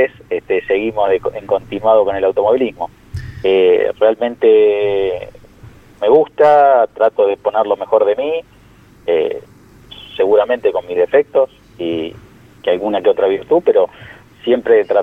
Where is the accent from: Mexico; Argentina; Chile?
Argentina; La Plata, Buenos Aires Province; yo soy de La Plata, hice secundario técnico en la Escuela Industrial de La Plata